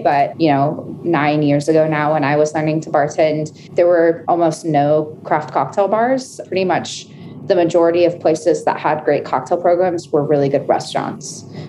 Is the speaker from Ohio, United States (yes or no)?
no; Chattanooga, Tennessee, United States; now in Denver, United States; Yeah, I moved to Denver from Chattanooga, Tennessee 5 years ago.